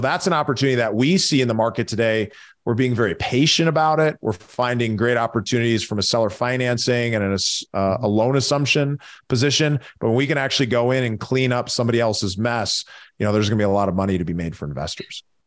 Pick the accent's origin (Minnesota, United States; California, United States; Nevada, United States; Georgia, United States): Minnesota, United States; Minneapolis; I grew up in Minneapolis, so, uh, huge hockey town